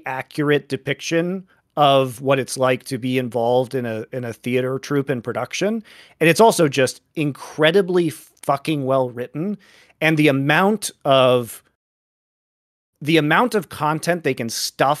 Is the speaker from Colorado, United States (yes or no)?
yes; Colorado, United States; also born or lived in Europe / Korea; I'm from Colorado